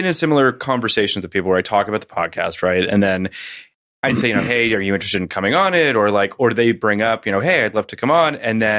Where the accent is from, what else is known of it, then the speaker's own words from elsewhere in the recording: Canada; I'm Canadian.